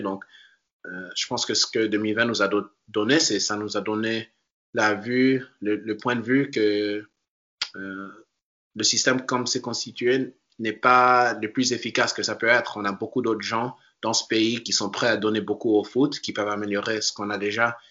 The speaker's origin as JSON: {"language": "French", "town": "Washington", "region": "District of Columbia", "country": "United States", "tie": "born or raised there", "also_born_or_lived": "Paris, France / North Carolina", "moved": "as an adult", "lives_now": "Portland, United States", "said": "je suis né à Paris et puis j'ai immédiatement déménagé quand j'avais deux ans. Mais j'ai vécu dans la région euh, Washington DC, et dans les banlieues euh, là-bas"}